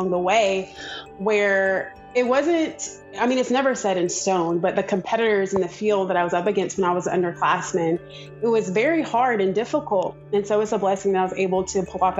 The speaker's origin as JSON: {"language": "English", "region": "Georgia", "country": "United States", "said": "I am from Georgia"}